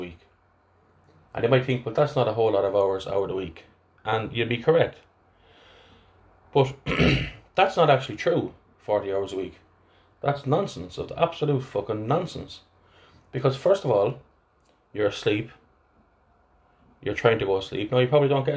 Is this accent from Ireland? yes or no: yes; Athlone, Westmeath, Ireland; accent: flat Athlone; my my flat Athlone accent